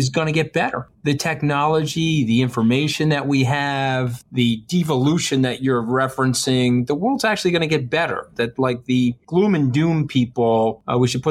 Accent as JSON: {"language": "English", "town": "New York City", "region": "New York", "country": "United States", "said": "I'm a New Yorker"}